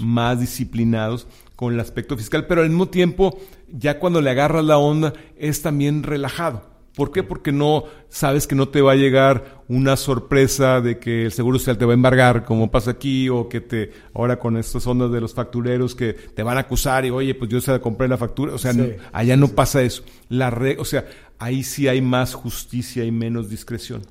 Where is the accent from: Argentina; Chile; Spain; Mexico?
Mexico; also born or lived in McAllen; now in Houston, United States; somos mexicanos